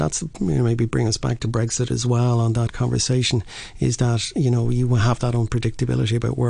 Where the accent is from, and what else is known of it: Ireland; now in Hong Kong